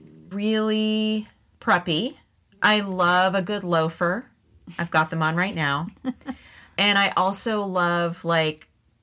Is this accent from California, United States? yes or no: yes; San Jose, California, United States; also born or lived in Los Gatos, California; I grew up in San Jose and then Los Gatos, California